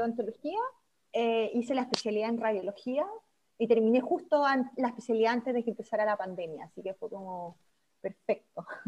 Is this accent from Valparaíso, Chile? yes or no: no; San Javier, Maule, Chile; moved away as an adult; also born or lived in Santiago, Chile; now in Vienna, Austria; yo soy de San Javier, como a tres horas de Santiago, pero estudié y hice todo en Santiago, entonces al final viví mucho tiempo en Santiago